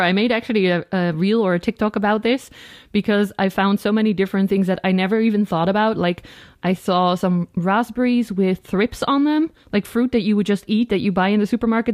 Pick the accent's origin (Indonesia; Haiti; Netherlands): Netherlands